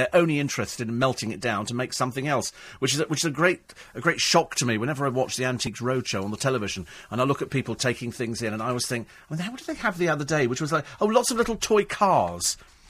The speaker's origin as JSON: {"language": "English", "region": "London", "country": "United Kingdom", "lives_now": "County Durham, United Kingdom", "said": "I'm a Londoner living up in the northeast, County Durham."}